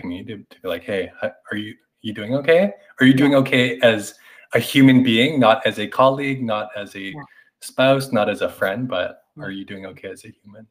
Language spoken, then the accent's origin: English; Canada; moved away; also born or lived in New York; coming from an Asian uh, Canadian, but I also identify as Asian American having lived in New York